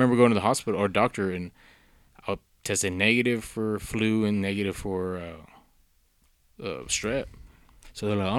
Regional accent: Texas, United States; I'm like, I don't worry about none. I'm from West Texas.

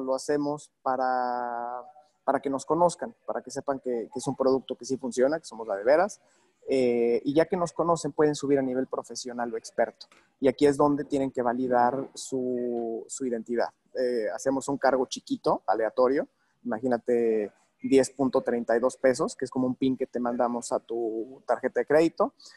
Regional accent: Mexico; soy mexicano, ¿no? Y me, me, me, encanta, mi país

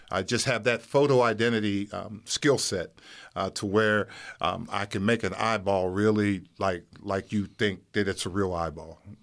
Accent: Wellsburg, West Virginia, United States; moved away as an adult; now in Erie, United States; I'm from Wellsburg, West Virginia

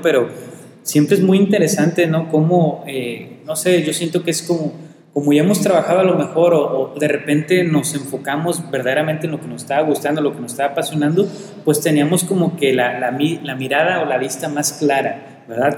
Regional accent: Colima, Mexico; Principalmente ahorita de Colima, que es donde yo vivo, donde yo nací, donde yo amo y donde yo quiero estar.

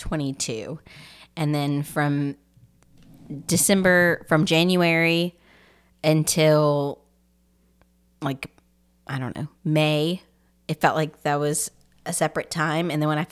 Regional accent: Louisiana, United States; we're from Louisiana.

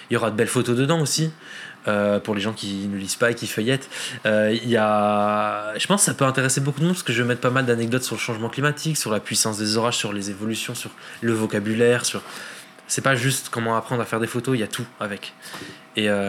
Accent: Lebanon; parce que je suis libanais

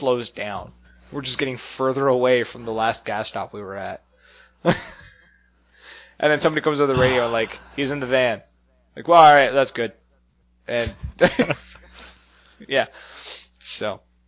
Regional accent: the Maritimes, Canada; we're from the Maritimes

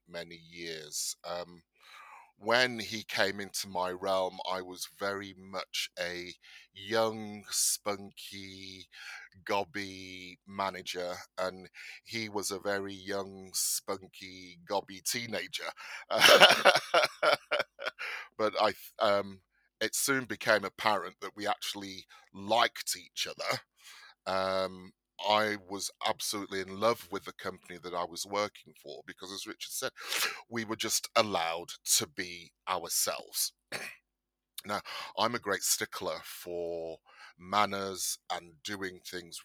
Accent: Bolton, North West England, United Kingdom; moved away as an adult; also born or lived in London; I am of Nigerian descent. I was born in Bolton, Lancashire.

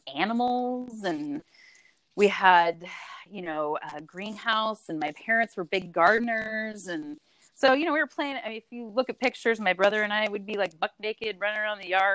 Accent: Salem, Oregon, United States; I actually grew up in good old Salem, Oregon

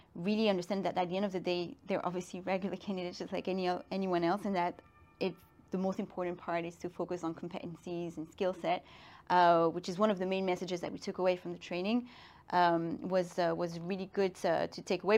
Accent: Brussels, Brussels-Capital Region, Belgium; moved away as an adult; also born or lived in Madrid / Shanghai / London; now in Paris, France; I grew up in Brussels. I'm half Belgian, half Guinean.

